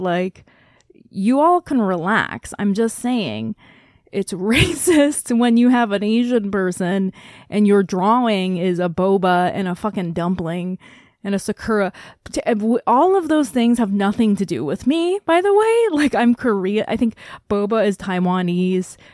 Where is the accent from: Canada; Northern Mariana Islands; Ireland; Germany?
Northern Mariana Islands; Saipan; moved away; I am from Micronesia. I grew up on Saipan